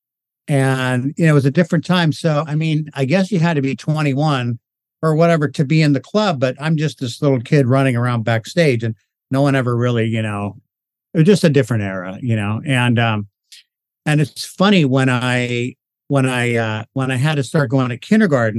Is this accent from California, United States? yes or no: yes; Los Angeles, California, United States; I grew up in Hollywood